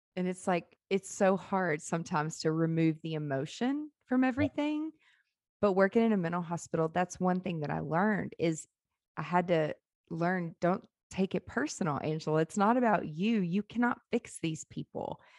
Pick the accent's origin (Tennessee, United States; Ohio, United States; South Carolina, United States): Tennessee, United States; Nashville; born or raised there; also born or lived in Memphis, Tennessee